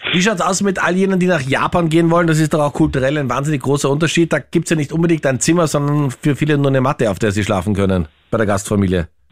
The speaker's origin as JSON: {"language": "German", "country": "Austria", "said": "als Österreicher"}